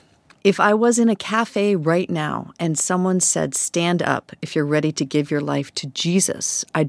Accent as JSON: {"language": "English", "region": "Idaho", "country": "United States", "said": "I'm from Idaho. I don't know if that's my particular dialect."}